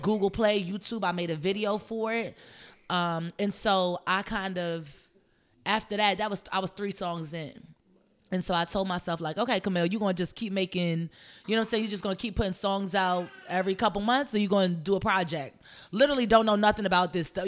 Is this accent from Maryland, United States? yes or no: yes; Columbia, Maryland, United States; moved away; I'm from a place called Columbia, Maryland. It's a suburb right in between Baltimore and DC. So I'm from Maryland